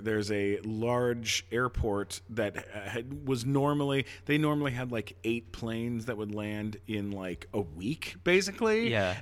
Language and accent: English; London, Ontario, Canada; London, Ontario